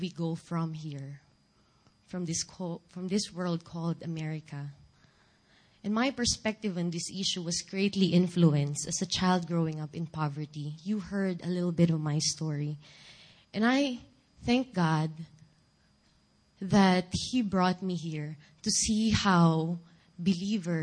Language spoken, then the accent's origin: English; Philippines; first language Filipino; English is a second language; moved away; my native language, Filipino.